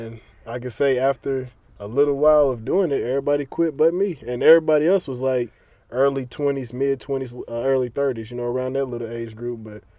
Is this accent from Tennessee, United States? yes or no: yes; Trenton, Tennessee, United States; It was a guy from my hometown in Trenton.